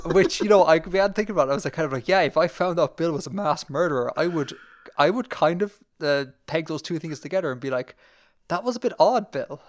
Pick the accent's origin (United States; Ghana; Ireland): Ireland